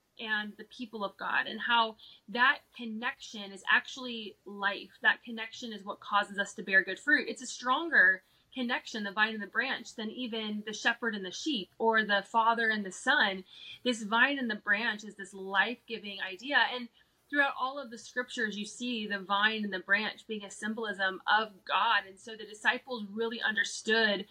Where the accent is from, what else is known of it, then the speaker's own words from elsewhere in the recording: Cincinnati, Ohio, United States; also born or lived in Colorado; now in Kentucky, United States; what I grew up in here in the Bible Belt, in that Cincinnati, Southern Ohio, Kentucky area.